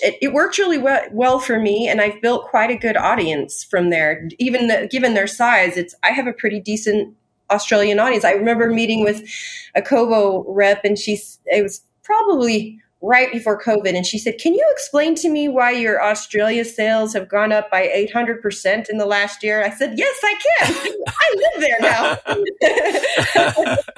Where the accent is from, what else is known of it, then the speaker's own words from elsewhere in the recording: Tehachapi, California, United States; also born or lived in Covina, California / Utah; I was born in Covina, but I was raised in a little town most people have never heard of called Tehachapi. So that's Southern California